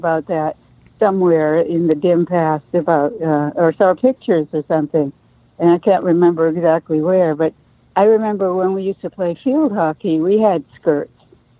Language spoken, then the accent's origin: English; Winchester, Massachusetts, United States; also born or lived in Watertown, Massachusetts / Marblehead, Massachusetts; Yeah, I grew up in Winchester. Well, when I was very little, I lived in Watertown. Then we moved to Marblehead and then Winchester. Winchester is about 8 miles from Boston. So, yeah, pretty much. I grew up there in the snow.